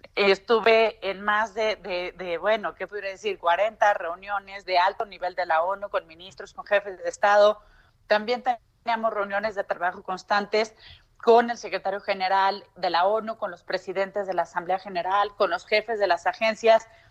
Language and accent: Spanish; Mexico; yo soy una enamorada de vivir en México, me encanta vivir en mi país